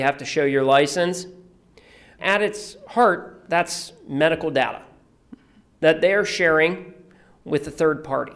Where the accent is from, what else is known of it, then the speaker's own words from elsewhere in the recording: Youngstown, Ohio, United States; I'm from Youngstown, Ohio